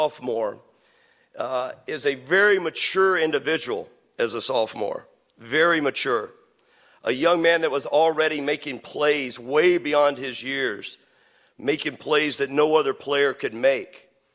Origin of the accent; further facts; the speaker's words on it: Western Kentucky, United States; now in St. Louis, United States; Growing up in Western Kentucky, which is big, big Cardinal territory